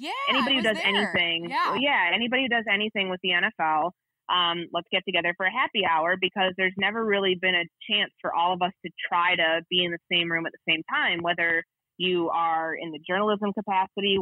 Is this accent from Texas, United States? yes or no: no; Chicago, Illinois, United States; also born or lived in Bay Area; now in Minnesota, United States; I grew up in Chicago